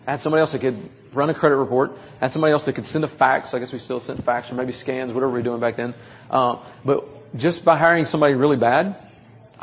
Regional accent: Nashville, Tennessee, United States; I'm 20 minutes outside of Nashville, so okay. You can so tell in my voice and my accent

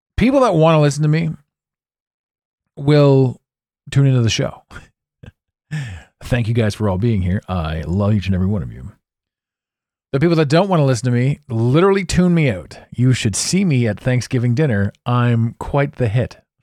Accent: Canada; I'm Canadian

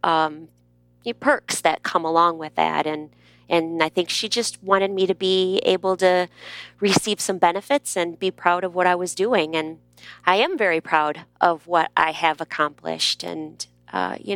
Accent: Michigan, United States; accent: Midwest; moved away as an adult; also born or lived in Texas; I grew up in Michigan and I was an only child for 10 years

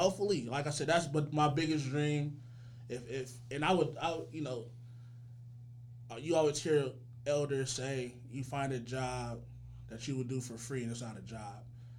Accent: Richmond, California, United States; I'm from Richmond.

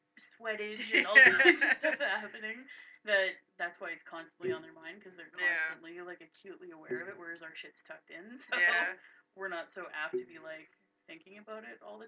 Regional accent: Canada; we're Canadian.

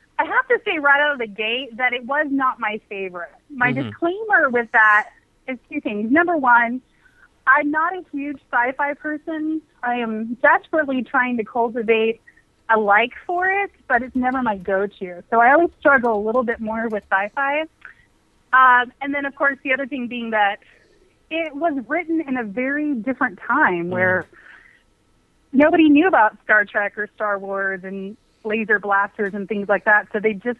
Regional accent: Tifton, Georgia, United States; I'm from Tipton, Georgia

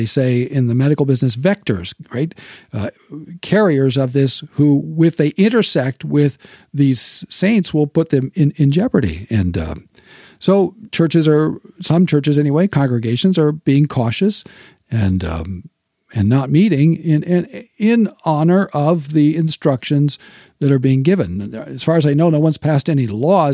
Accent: United States; I'm an American

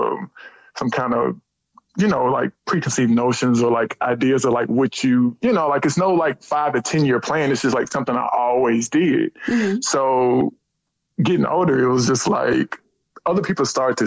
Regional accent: Huntsville, Alabama, United States; I'm really originally from Huntsville, Alabama. I grew up in Huntsville.

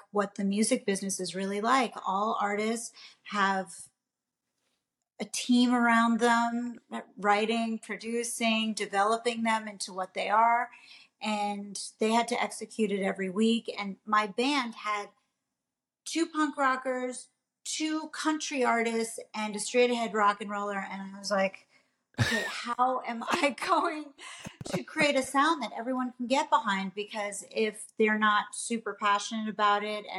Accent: New York City, New York, United States; I was born and raised in New York City. I'm a native New Yorker.

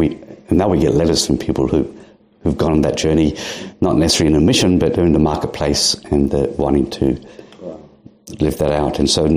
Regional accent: Yorkshire and the Humber, United Kingdom; also born or lived in India; now in Adelaide, Australia; I was born in England, Yorkshire

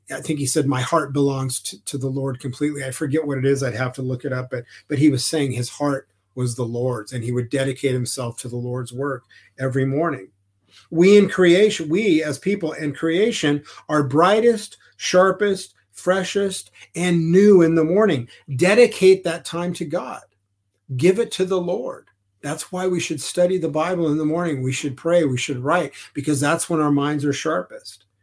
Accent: Southern California, United States; I grew up in Southern California and I spent a lot of time on the ocean

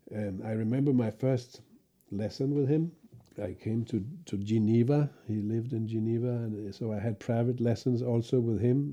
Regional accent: Copenhagen, Capital Region of Denmark, Denmark; my hometown in Denmark, in, it was Copenhagen

